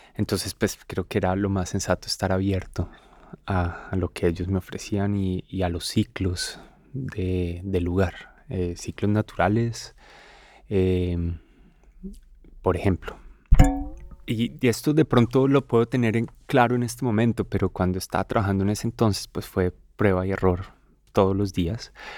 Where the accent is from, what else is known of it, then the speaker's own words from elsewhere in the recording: Colombia; en mi país, en Colombia